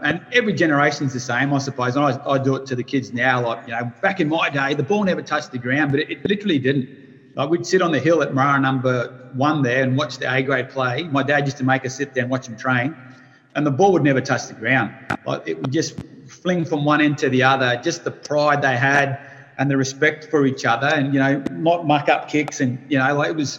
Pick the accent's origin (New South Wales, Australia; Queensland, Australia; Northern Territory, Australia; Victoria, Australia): Northern Territory, Australia; Daly River; also born or lived in Adelaide; now in Darwin, Australia; growing up in Daly River, like my parents worked for the Catholic church up here.